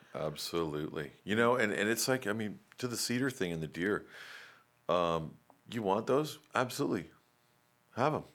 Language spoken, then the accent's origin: English; Raleigh, North Carolina, United States; I grew up in Raleigh